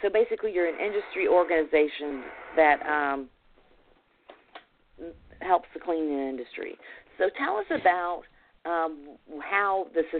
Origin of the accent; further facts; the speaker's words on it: the South, United States; Clearly, I'm from the South and not from California.